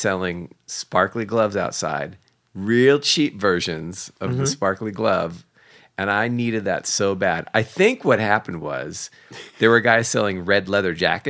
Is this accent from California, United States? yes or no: yes; Oakland, California, United States; Yeah, because I grew up in Oakland.